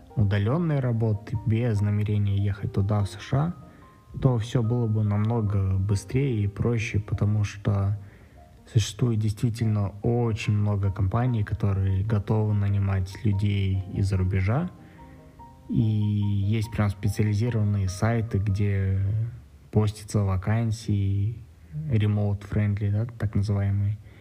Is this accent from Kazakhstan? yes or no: yes; Astana, Kazakhstan; мне 30 лет, я из Астаны